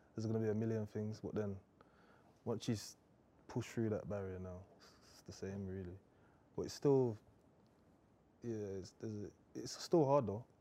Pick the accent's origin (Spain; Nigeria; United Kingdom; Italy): United Kingdom; Birmingham, West Midlands; I'm from Birmingham anyway, so it's completely different to London